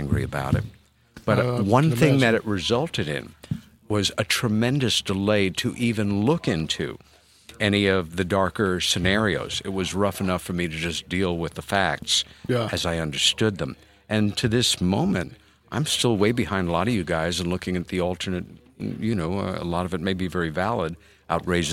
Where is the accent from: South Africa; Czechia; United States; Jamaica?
United States; New York City, New York; as a New Yorker